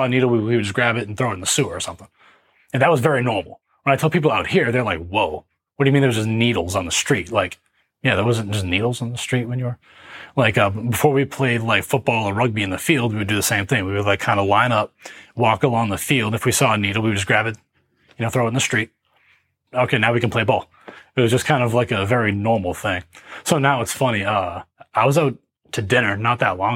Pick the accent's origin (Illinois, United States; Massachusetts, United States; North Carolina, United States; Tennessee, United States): Massachusetts, United States; Gloucester; also born or lived in Salem, Massachusetts; I was raised in the Riverdale Park public housing developments, which is the projects just north of Boston. The projects themselves are in Gloucester, Massachusetts